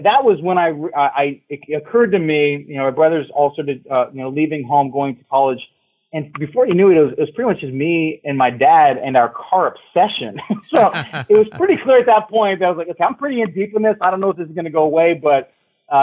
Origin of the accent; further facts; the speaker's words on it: Ohio, United States; I grew up in Ohio